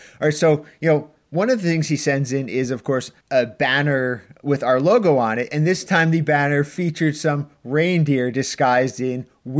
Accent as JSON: {"language": "English", "country": "Canada", "said": "but that's only because we're Canadian idiots."}